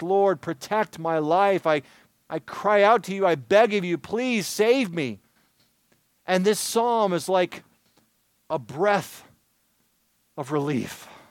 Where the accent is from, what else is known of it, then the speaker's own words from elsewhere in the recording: Michigan, United States; Growing up in Michigan